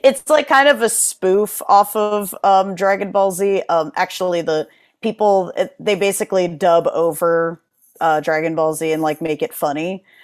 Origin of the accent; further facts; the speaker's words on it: New Haven, Connecticut, United States; moved away as an adult; also born or lived in New York / Jersey City, New Jersey; now in Philadelphia, United States; I was, you know, born and raised in Connecticut. Then I moved to New York. Then I moved to Jersey City.